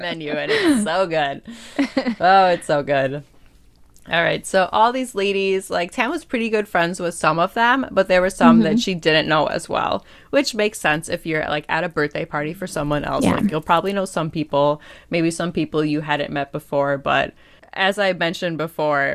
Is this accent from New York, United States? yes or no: no; Packers territory, Wisconsin, United States; you and I come from Packers territory where every man, woman, child, dog watches football